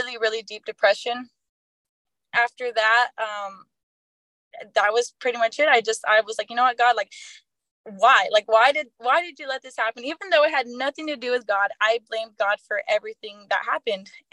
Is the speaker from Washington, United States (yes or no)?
no; Poteet, Texas, United States; I grew up in Poteet, you know, where the Strawberry Festival is